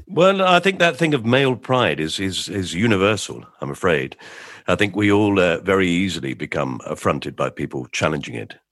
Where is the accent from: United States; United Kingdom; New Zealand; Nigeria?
United Kingdom; England; We're English.